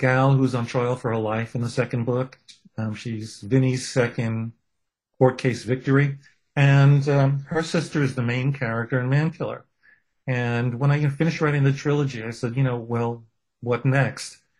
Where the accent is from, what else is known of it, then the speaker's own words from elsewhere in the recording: New York City, New York, United States; I'm a kid from Brooklyn, from a, you know, with a Jewish heritage